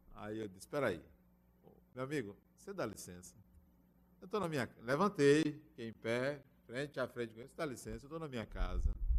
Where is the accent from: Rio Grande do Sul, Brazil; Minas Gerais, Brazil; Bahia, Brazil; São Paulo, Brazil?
Bahia, Brazil; eu sou baiano